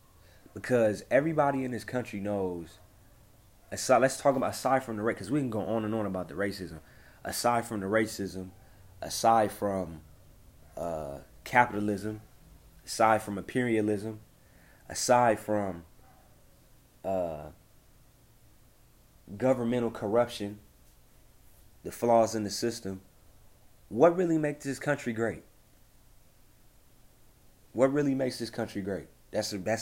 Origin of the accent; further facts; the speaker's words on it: Compton, California, United States; I grew up in Compton